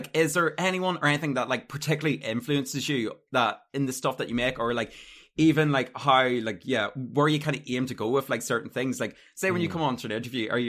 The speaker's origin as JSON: {"language": "English", "town": "Armagh", "region": "Northern Ireland", "country": "United Kingdom", "moved": "yes", "lives_now": "Dublin, Ireland", "said": "I'm from Armagh originally"}